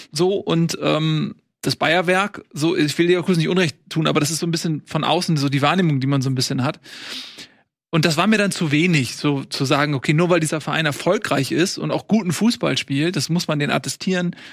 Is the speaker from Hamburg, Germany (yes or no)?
yes; Hamburg, Germany; Ich komme aus, hier aus Hamburg.